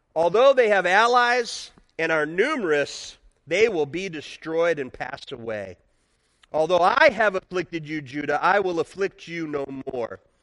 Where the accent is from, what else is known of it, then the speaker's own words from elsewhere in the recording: near Chicago, Illinois, United States; now in Michigan, United States; I grew up near Chicago